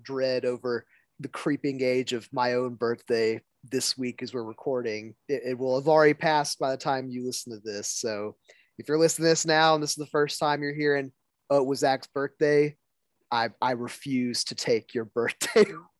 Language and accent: English; United States; I'm an American.